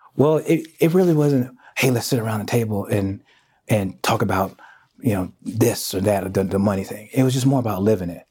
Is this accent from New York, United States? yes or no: no; Houston, Texas, United States; also born or lived in Kansas City; Born in Kansas City, raised in Houston